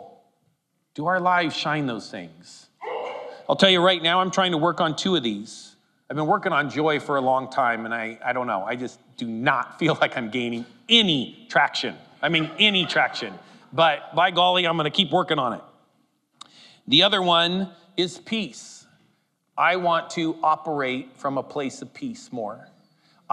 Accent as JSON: {"language": "English", "area": "Humboldt County", "region": "California", "country": "United States", "tie": "born or raised there", "moved": "yes", "said": "I grew up in Humboldt County, California, and it's full of hippies"}